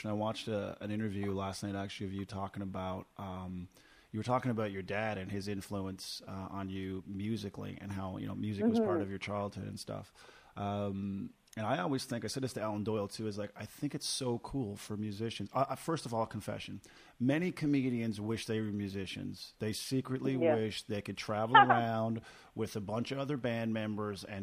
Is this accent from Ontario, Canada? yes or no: no; Corner Brook, Newfoundland and Labrador, Canada; now in Halifax, Canada; my hometown